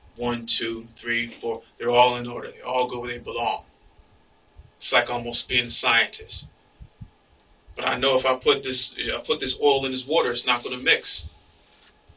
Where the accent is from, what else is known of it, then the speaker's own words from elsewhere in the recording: Philadelphia, Pennsylvania, United States; I've been stabbed growing up in Philly